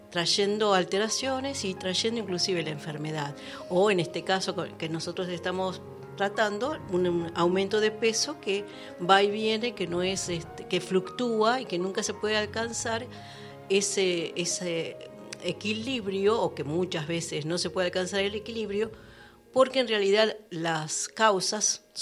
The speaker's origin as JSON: {"language": "Spanish", "region": "Buenos Aires", "country": "Argentina", "tie": "born or raised there", "lives_now": "La Cumbre, Argentina", "said": "Eh, yo soy de oriunda de Buenos Aires."}